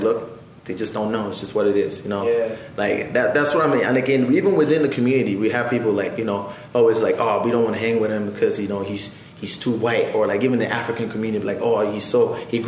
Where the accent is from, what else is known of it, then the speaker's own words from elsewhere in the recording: Fort McMurray, Alberta, Canada; I'm a black person who grew up in Fort McMurray